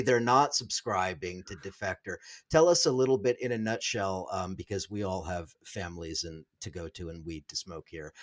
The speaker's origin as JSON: {"language": "English", "region": "Southern California", "country": "United States", "tie": "born or raised there", "moved": "yes", "said": "up in Southern California, watching the Angels"}